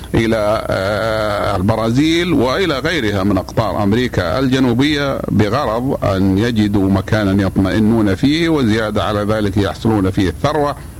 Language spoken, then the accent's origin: Arabic; Saudi Arabia; بلادنا السعودية